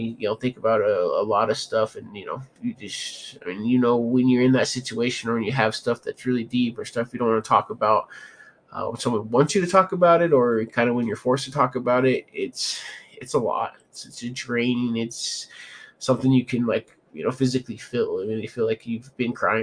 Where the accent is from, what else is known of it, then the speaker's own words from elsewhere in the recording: Denver, Colorado, United States; I'm from Denver, Colorado